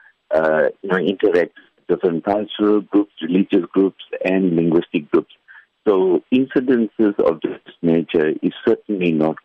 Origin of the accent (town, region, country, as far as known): South Africa